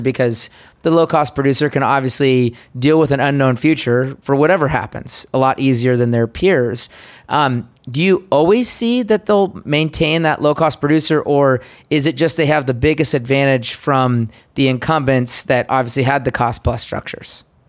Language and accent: English; United States; as an American